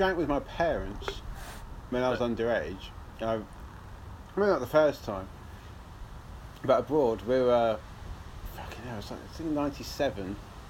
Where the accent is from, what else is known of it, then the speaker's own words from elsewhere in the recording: England, United Kingdom; Because we're English and talk all proper nicely.